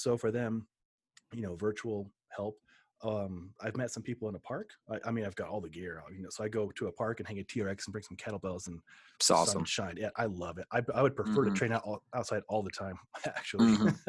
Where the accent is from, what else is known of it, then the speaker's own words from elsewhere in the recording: Omaha, Nebraska, United States; now in Colorado, United States; I grew up in Omaha